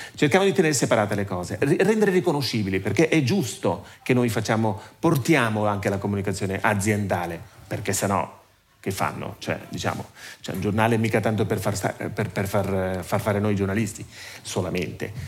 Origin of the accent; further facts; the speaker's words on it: Ticino, Switzerland; sono nato e cresciuto in Ticino, mi sento molto legato al Ticino